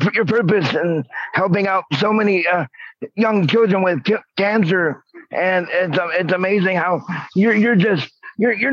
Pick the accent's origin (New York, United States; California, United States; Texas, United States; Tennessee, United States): New York, United States; I was born in New York